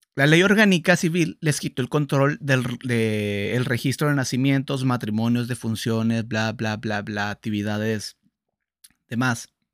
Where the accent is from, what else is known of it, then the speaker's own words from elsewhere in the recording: Sinaloa, Mexico; Soy sinaloense